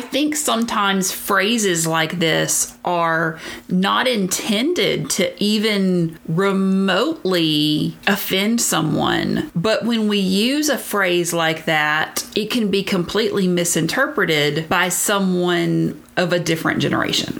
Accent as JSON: {"language": "English", "region": "Deep South", "country": "United States", "tie": "born or raised there", "said": "If you can't tell from my accent, I grew up in the very deep south"}